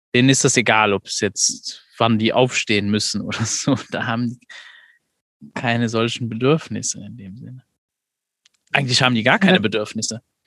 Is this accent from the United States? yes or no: no; Luxembourg; ich komme ja nicht aus Deutschland, aus der, aus der Perspektive in Luxemburg